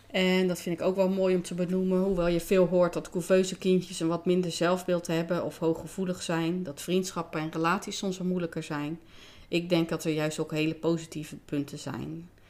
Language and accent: Dutch; Rotterdam, South Holland, Netherlands; Ik ben in 1973 geboren in Rotterdam